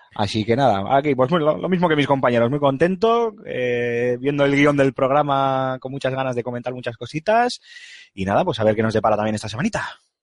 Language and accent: Spanish; Bilbao, Basque Country, Spain; soy de Bilbao